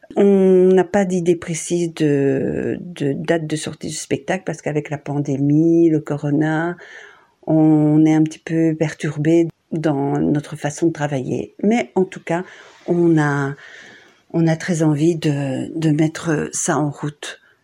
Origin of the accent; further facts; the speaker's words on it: Borinage, Wallonia, Belgium; mon enfance à Quem, euh, dans le Borinage